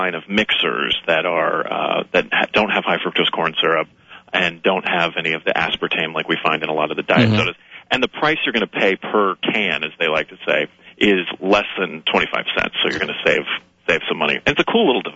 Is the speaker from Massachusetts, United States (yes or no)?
no; San Francisco Bay Area, California, United States; I'm actually originally from the San Francisco Bay Area